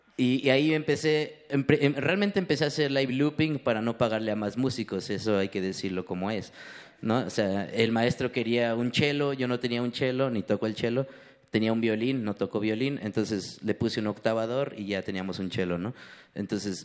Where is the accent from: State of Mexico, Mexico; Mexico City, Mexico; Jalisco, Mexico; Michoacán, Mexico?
State of Mexico, Mexico; Ecatepec; crecí en Ecatepec